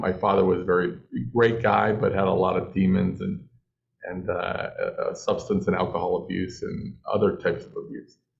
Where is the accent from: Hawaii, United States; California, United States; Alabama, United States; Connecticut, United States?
California, United States; Los Angeles; I'm from Los Angeles